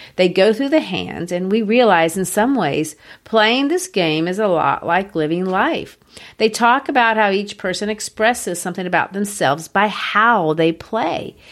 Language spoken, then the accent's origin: English; United States; I'm not English